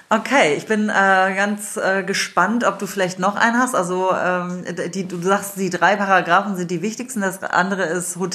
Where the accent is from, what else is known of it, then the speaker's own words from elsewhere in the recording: Wolfsburg, Lower Saxony, Germany; Also ich bin ja in Wolfsburg groß geworden, von daher äh, bin ich ja auch mit vielen Italienern äh, groß geworden